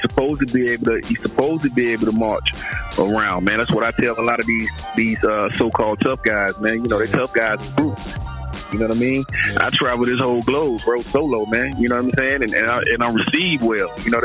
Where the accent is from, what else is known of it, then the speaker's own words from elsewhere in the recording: Durham, North Carolina, United States; Oh, Durham off the hook, bro.